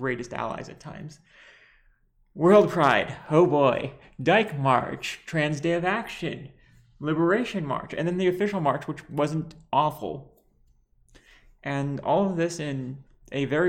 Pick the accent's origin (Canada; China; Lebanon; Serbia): Lebanon; I'm bi trans Lebanese